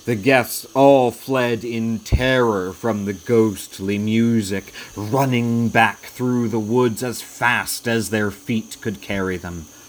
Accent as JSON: {"language": "English", "town": "Georgetown", "region": "Delaware", "country": "United States", "tie": "born or raised there", "said": "I was born and raised in Sussex County, Delaware"}